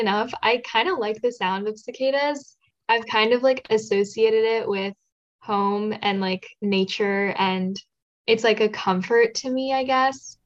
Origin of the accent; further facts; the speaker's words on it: Baltimore, Maryland, United States; I'm from Baltimore, um, so we get cicadas every seventeen years.